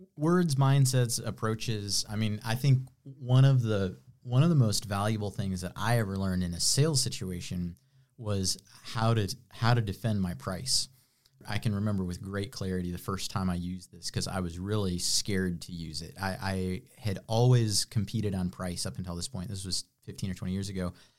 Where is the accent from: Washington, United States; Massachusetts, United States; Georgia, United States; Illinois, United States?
Illinois, United States; west of Chicago; born or raised there; moved away as an adult; now in Greenville, United States